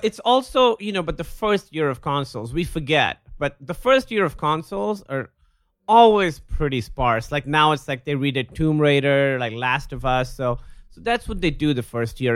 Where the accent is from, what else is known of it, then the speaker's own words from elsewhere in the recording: Pakistan; when I was a little kid, I grew up in Pakistan